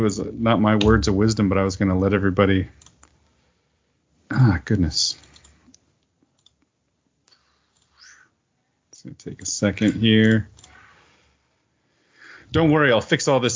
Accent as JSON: {"language": "English", "region": "Oklahoma", "country": "United States", "tie": "born or raised there", "said": "I was raised in Oklahoma and then I joined the military."}